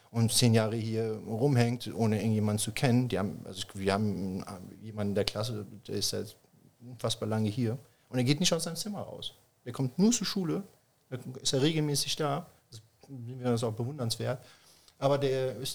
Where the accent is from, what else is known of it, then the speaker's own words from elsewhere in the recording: Germany; Flüchtlingscamp oder Refugee Camp oder also Landenheim, wie es damals hieß, äh, groß geworden bin.